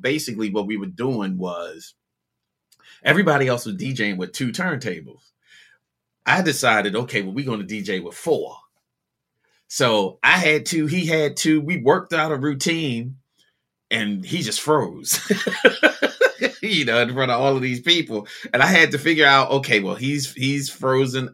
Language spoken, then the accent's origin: English; Baltimore, Maryland, United States; growing up in Baltimore